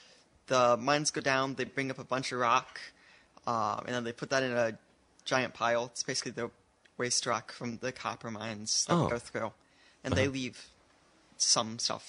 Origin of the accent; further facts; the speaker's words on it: Kalamazoo, Michigan, United States; Originally from Kalamazoo.